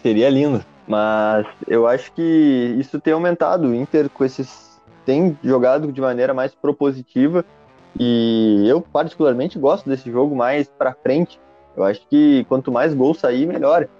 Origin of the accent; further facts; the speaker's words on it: Santiago, Rio Grande do Sul, Brazil; now in Porto Alegre, Brazil; sou natural de Santiago, lá no interior do Rio Grande do Sul, hoje morando em Porto Alegre.